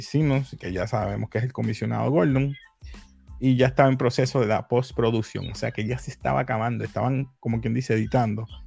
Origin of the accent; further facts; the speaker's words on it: Puerto Rico; yo soy latino, con orgullo, boricua